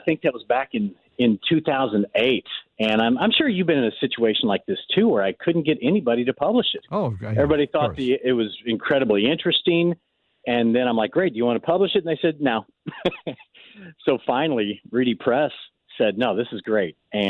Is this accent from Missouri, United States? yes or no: yes; Missouri, United States; also born or lived in Belle, Missouri / Lake of the Ozarks; So it was 20 different places all in Missouri before I graduated college.